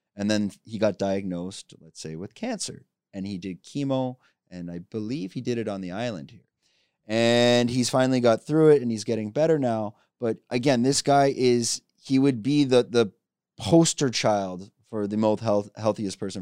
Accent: Canada; I have business in China, and I'm from Canada

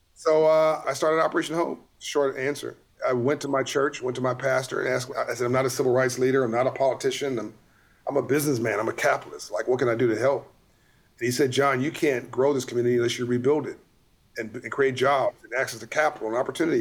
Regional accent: Compton, California, United States; born or raised there

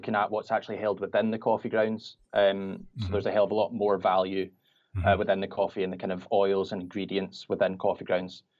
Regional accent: Glasgow, Scotland, United Kingdom; I'm from Glasgow in Scotland.

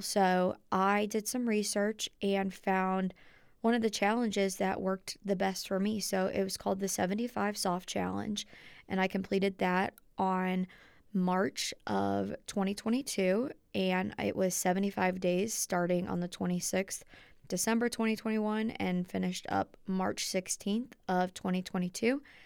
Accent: Dayton, Ohio, United States; moved away as an adult; My hometown is in Dayton, Ohio

